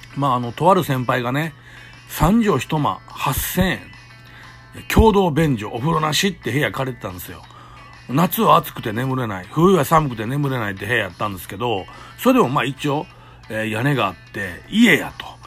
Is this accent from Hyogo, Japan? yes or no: yes; Kobe, Hyogo, Japan; ここを僕らの地元の表現で言うと、あの、地獄谷って言ってる、言ってたんですけど